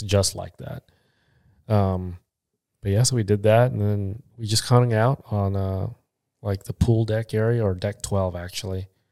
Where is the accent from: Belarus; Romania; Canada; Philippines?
Philippines; 'cause I'm Filipino